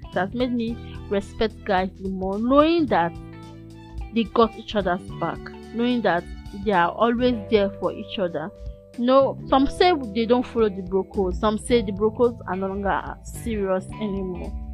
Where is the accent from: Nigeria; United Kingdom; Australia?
Nigeria; being a Nigerian student